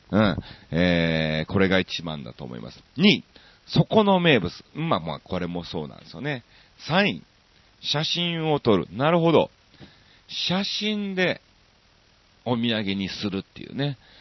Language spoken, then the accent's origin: Japanese; Osaka, Japan; 僕は大阪市の、えっと、えー、コノハナ区っていう区なんですね